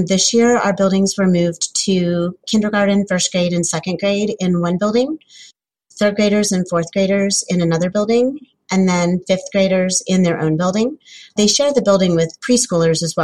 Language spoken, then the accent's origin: English; Wilmington, Ohio, United States; I'm from Wilmington, Ohio. It's kind of about halfway between Columbus and Cincinnati